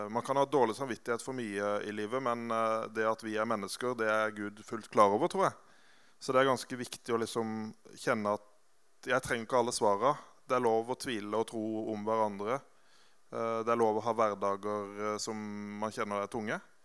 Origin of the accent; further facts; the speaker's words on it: Grimstad, Agder, Norway; also born or lived in Oslo; Og jeg vokste opp i Grimstad, i Betania, som er det hoppbakken med McDonald's